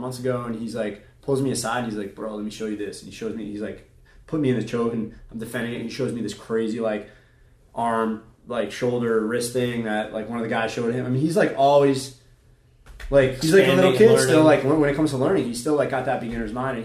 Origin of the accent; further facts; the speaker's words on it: West Hartford, Connecticut, United States; I'm from Hartford, Connecticut, West Hartford, Connecticut